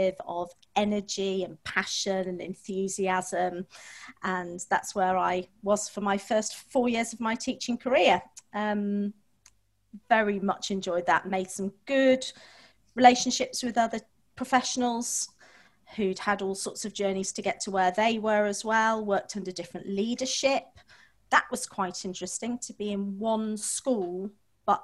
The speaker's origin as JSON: {"language": "English", "town": "Manchester", "region": "North West England", "country": "United Kingdom", "tie": "born or raised there", "said": "I was born and brought up in Manchester, went to one of the largest comprehensives in Manchester."}